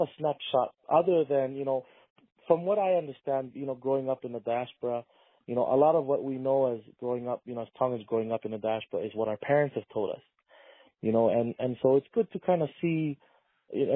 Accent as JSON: {"language": "English", "area": "Hamakua Coast", "region": "Big Island of Hawaii", "country": "United States", "tie": "born or raised there", "said": "small plantation town where I also grew up when I was born on the Big Island."}